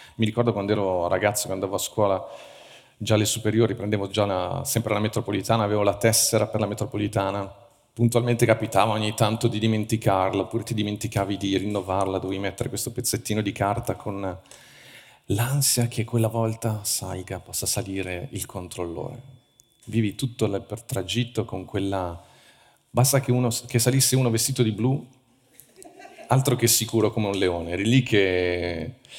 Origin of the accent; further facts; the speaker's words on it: Italy; noi siamo cresciuti in Italia